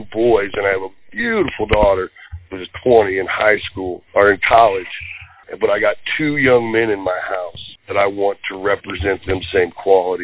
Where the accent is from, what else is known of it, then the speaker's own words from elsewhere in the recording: St. Louis, Missouri, United States; I was born in St. Louis, Missouri